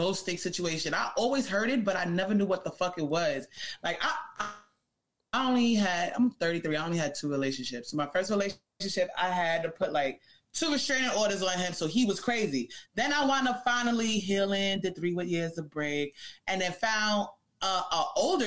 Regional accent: New York City, New York, United States; I'm a Queens girl

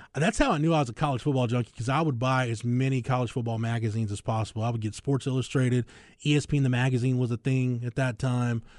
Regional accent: Florence, Texas, United States; where I grew up in Florence, America

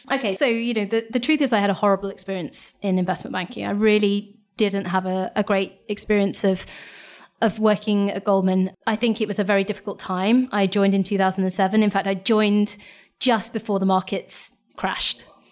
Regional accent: Lincolnshire, East Midlands, United Kingdom; I'm from Lincolnshire. I grew up in Lincolnshire, went to a state school

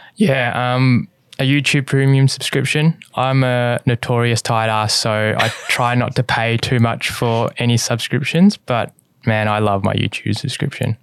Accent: Australia; my Mum is born in Hong Kong and my dad is born in China and I was born in Australia.

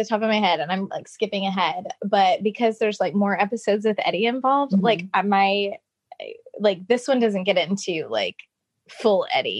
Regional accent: Oklahoma, United States; now in Nashville, United States; I'm originally from Oklahoma, live in Nashville now

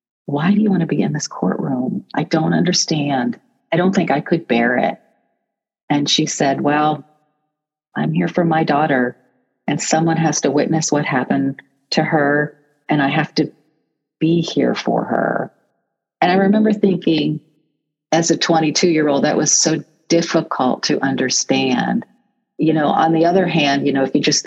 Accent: Canton, Ohio, United States; I am a native of Canton, Ohio

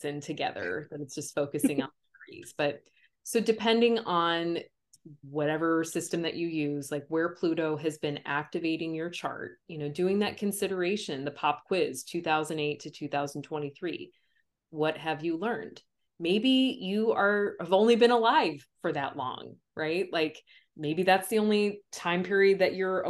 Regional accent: United States; my perspective as being American. Like, love it, hate it, all of the things that I feel around being born here

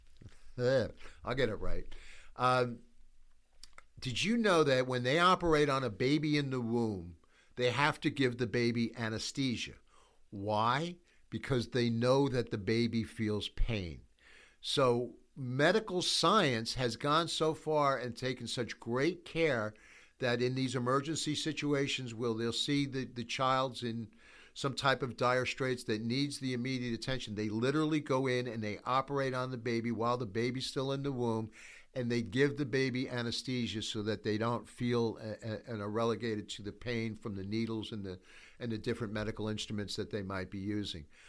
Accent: United States; we, as the American church

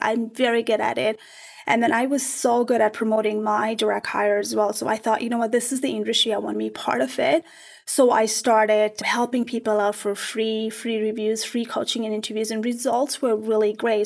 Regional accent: Nepal; moved away; I'm from Nepal

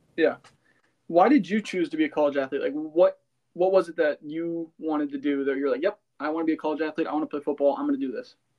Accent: Cannon Falls, Minnesota, United States; my hometown

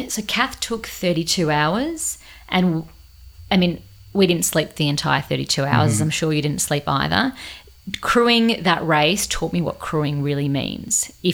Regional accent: Australia; And I was from Australia.

